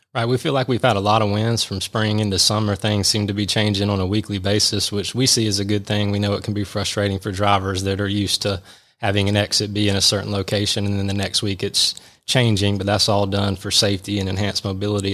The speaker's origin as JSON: {"language": "English", "town": "Milledgeville", "region": "Georgia", "country": "United States", "tie": "born or raised there", "moved": "as an adult", "lives_now": "Atlanta, United States", "said": "Georgia College and State University in Milledgeville, which is also my hometown, so about two hours south of here, growing up in middle Georgia"}